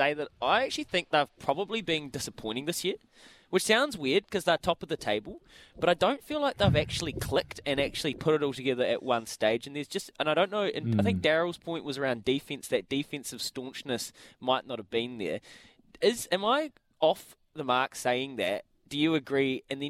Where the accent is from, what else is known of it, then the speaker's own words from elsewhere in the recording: North Canterbury, New Zealand; I grew up in North Canterbury